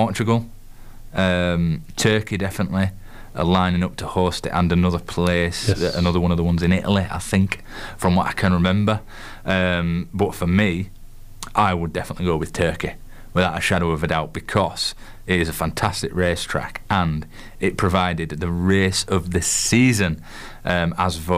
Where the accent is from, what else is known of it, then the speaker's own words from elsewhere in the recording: Yorkshire and the Humber, United Kingdom; accent: Yorkshire; my miserable Yorkshire accent